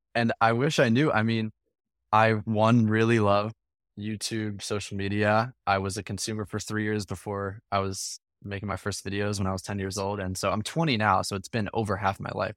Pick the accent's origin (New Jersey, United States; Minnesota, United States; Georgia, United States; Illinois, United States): New Jersey, United States; Morristown; I grew up in a small town in New Jersey, right outside of Philadelphia, called Morristown